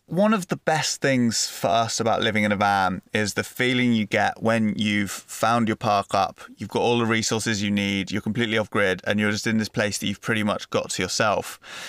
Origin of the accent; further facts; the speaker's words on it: England, United Kingdom; As an Englishman